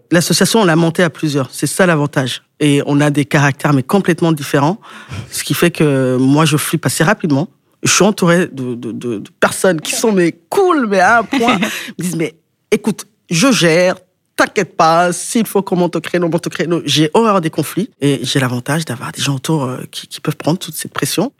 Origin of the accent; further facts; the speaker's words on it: Quimper, Brittany, France; je viens de Quimper